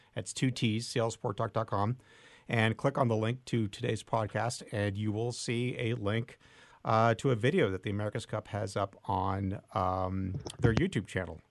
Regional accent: San Francisco, California, United States; I grew up in San Francisco racing on the Bay

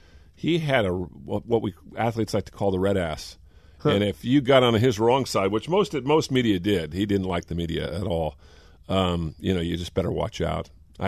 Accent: Bay Area, California, United States; hey, I grew up in the Bay Area.

